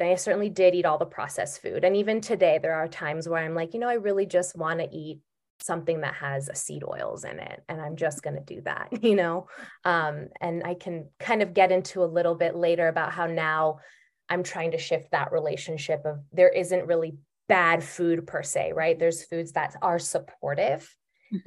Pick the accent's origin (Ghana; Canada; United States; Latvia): United States; Bay Area, California; I grew up in the Bay Area